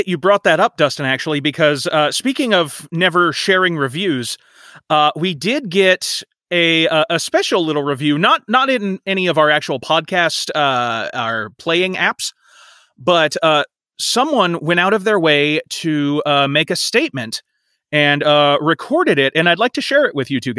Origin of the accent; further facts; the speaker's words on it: Scotland, United Kingdom; And I'm Scottish, so I'm glad to know I'm not, you know, pissing everyone off over there.